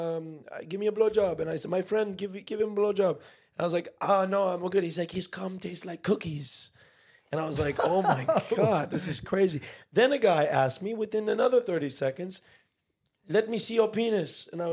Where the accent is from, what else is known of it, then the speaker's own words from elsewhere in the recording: United States; we're American